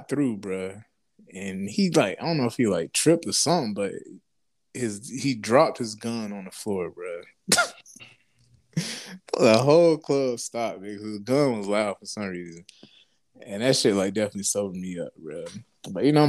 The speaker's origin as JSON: {"language": "English", "town": "Orlando", "region": "Florida", "country": "United States", "tie": "born or raised there", "said": "growing up in Orlando"}